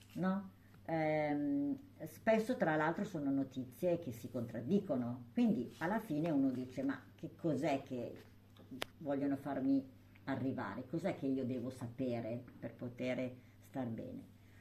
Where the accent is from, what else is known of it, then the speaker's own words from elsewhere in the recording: Sant'Angelo Lodigiano, Lombardy, Italy; io sono di Sant'Angelo